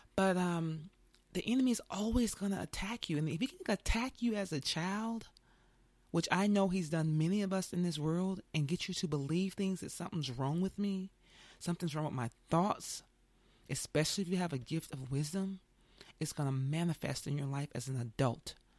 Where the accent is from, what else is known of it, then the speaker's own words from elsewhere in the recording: the South, United States; I grew up with certain religion, like most people did in the South